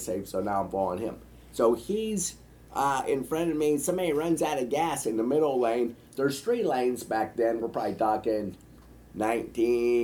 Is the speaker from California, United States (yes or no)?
no; Nebraska, United States; I'm from Nebraska